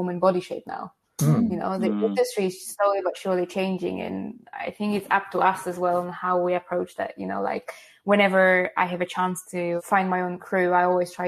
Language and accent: English; Poland; English is a second language; now in United Kingdom